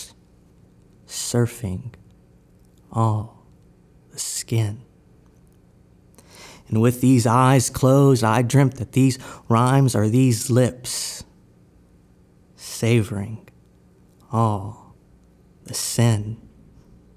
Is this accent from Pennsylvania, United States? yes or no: no; Victoria, Texas, United States; I'm from Victoria, Texas, and I'm a poet.